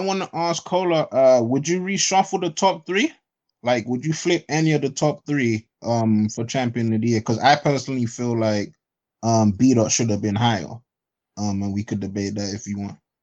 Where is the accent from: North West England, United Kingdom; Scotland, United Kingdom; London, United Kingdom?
London, United Kingdom; I'm from London